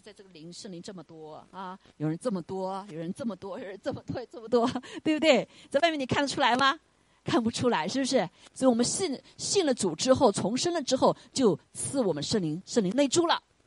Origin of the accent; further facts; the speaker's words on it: China; moved away; 我们中国人